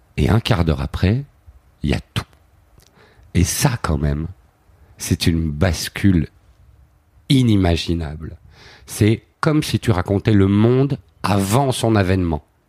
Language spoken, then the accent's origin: French; Flawinne, Wallonia, Belgium; moved away as an adult; also born or lived in Paris; j'ai vraiment grandi dans dans ce truc bucolique